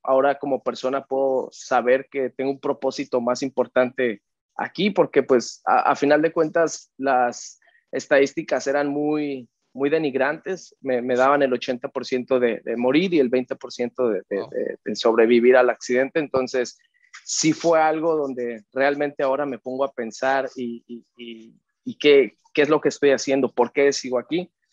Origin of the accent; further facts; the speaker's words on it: Mexico; yo crecí en México